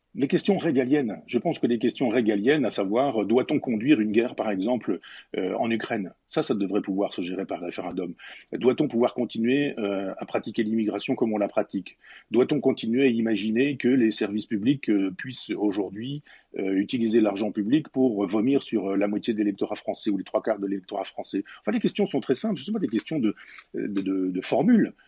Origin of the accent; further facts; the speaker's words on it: Chambois, Normandy, France; dans mon village natal en Normandie, à Chambois